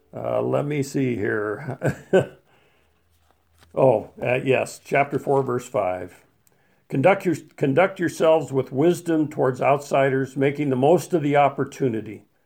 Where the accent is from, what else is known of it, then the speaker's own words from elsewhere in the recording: Colorado, United States; When I was a, a young man in Colorado, growing up in Colorado